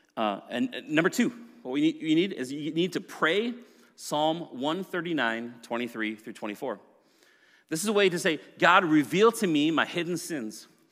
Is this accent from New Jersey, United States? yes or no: no; Maple Grove, Minnesota, United States; also born or lived in Plymouth, Minnesota; I grew up in Maple Grove, and then we moved to Plymouth when I was in high school